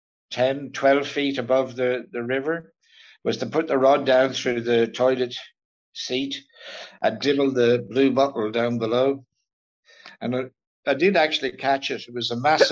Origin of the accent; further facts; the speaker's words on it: North Kilkenny, Leinster, Ireland; moved away; Growing up in North Kilkenny